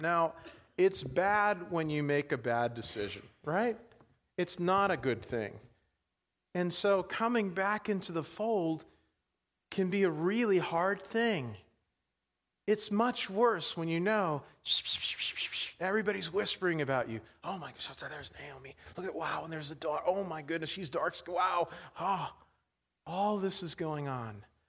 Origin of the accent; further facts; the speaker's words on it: New York, United States; now in Pittsburgh, United States; I grew up in New York.